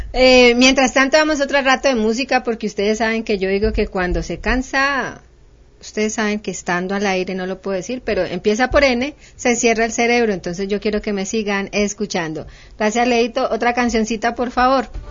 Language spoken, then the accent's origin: Spanish; Cali, Valle del Cauca, Colombia; yo soy caleña, conozco Palmira